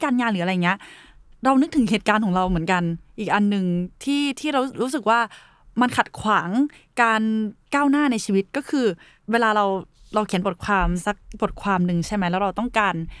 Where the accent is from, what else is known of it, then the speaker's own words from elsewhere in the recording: Khon Kaen, Thailand; moved away; เราอ่ะมาจากต่างจังหวัดใช่ไหมเรามาจากขอนแก่นเป็นเมืองเล็ก ๆ ที่ทุกคนสนใจชีวิตกัน